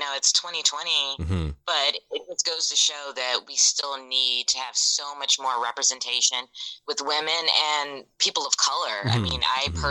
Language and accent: English; Virginia, United States; moved away as an adult; now in Birmingham, United States; growing up in Virginia, I was very fortunate to be in the city.